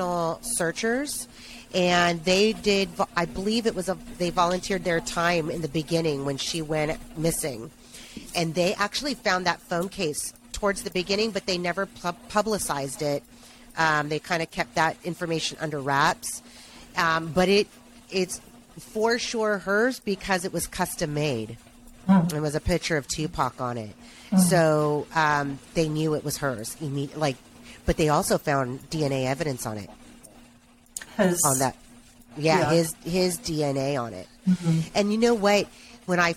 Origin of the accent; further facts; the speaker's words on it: Northern California, United States; I am from Northern California, born and raised